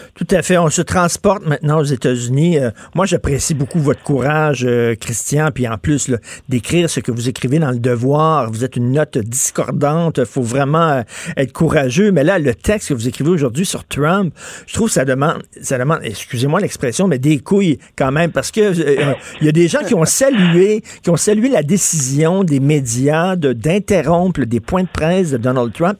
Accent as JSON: {"language": "French", "region": "Quebec", "country": "Canada", "first_language": "French"}